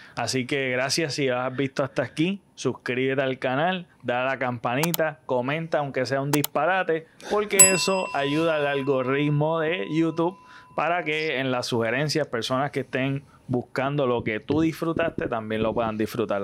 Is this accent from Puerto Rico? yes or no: yes; Puerto Rico; soy boricua